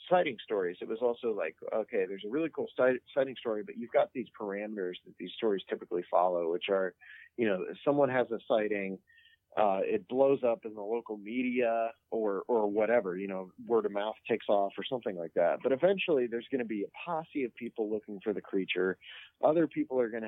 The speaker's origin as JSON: {"language": "English", "town": "Bolivar", "region": "Ohio", "country": "United States", "tie": "born or raised there", "said": "I grew up in Bolivar, Ohio, which is like, maybe an hour from Wheeling, West Virginia"}